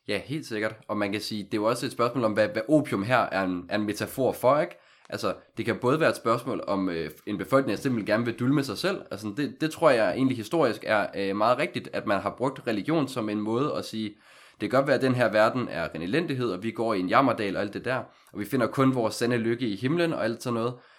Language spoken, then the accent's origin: Danish; Aalborg, North Denmark Region, Denmark; moved away as an adult; now in Copenhagen, Denmark; jeg kommer oprindeligt fra Aalborg, har siden 2015 boet i København for ligesom at studere